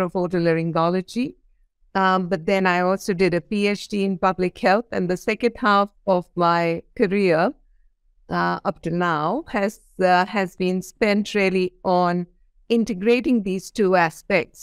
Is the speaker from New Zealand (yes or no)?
no; India; I come from India